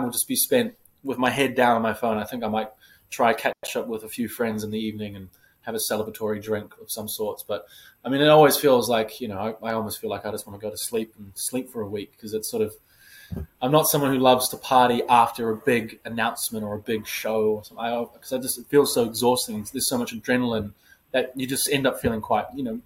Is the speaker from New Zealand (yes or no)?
yes; New Zealand; moved away as an adult; now in New York City, United States; being a New Zealander